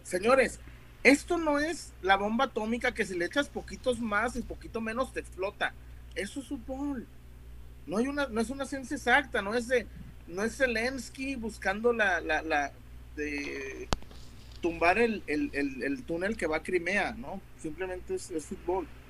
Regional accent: Guadalajara, Jalisco, Mexico; somos tapatíos

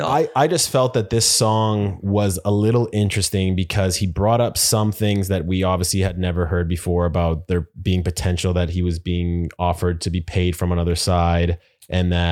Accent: Houston, Texas, United States; Now, I'm from Houston.

